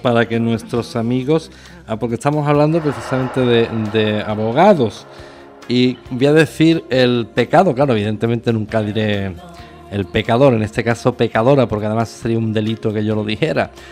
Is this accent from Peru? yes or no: no; Andalusia, Spain; Yo soy andaluz del sur de España